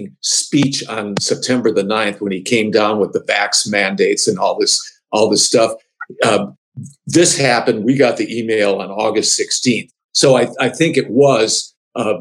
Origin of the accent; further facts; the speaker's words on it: Milwaukee, Wisconsin, United States; now in Michigan, United States; I grew up in Milwaukee, Wisconsin